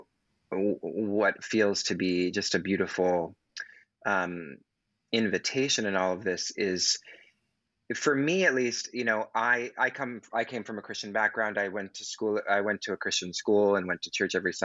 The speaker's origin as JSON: {"language": "English", "region": "Pacific Northwest", "country": "United States", "said": "I'm from the Pacific Northwest"}